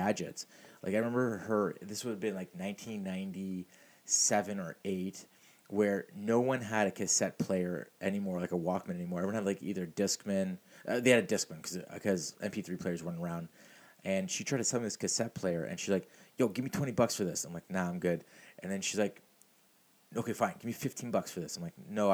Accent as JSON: {"language": "English", "town": "Mississauga", "region": "Ontario", "country": "Canada", "tie": "born or raised there", "said": "I grew up in Streetsville in Mississauga"}